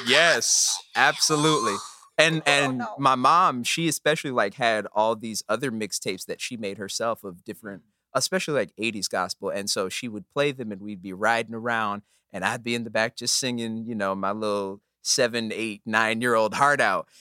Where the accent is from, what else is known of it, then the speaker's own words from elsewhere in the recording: Omaha, Nebraska, United States; born and raised in Omaha, Nebraska